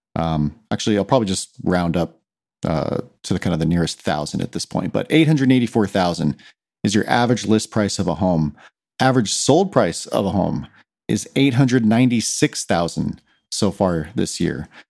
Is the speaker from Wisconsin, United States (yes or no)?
no; Claremont, California, United States; I was born and raised here in Claremont